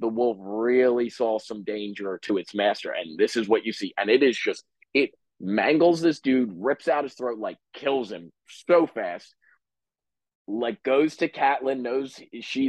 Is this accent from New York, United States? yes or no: no; New Jersey, United States; we're both from Jersey